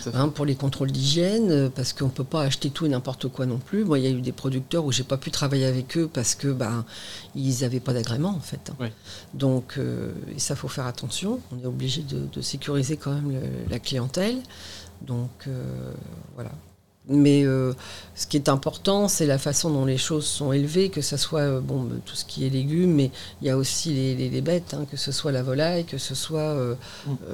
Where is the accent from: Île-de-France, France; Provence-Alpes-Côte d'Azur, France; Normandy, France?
Normandy, France; Le Havre / Caen / Étretat; now in Honfleur, France; j'ai passé ma vie euh, entre Le Havre, et et Caen. D'accord. quand j'étais petite, j'étais à Etretat